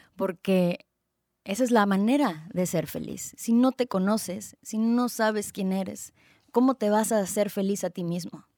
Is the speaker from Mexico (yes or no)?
yes; Tijuana, Baja California, Mexico; also born or lived in Guadalajara, Jalisco; nací en Guadalajara, Jalisco, en el 89, es decir, tengo 31 años y no lo puedo creer, ya casi 32 años en noviembre. Em, desde los 7 años nos venimos, migramos toda mi familia em, aquí a Tijuana, Tijuana, Baja California